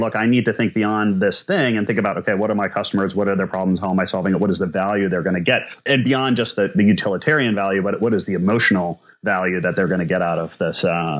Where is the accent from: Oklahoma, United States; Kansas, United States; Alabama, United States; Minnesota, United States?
Minnesota, United States; I'm from Minnesota.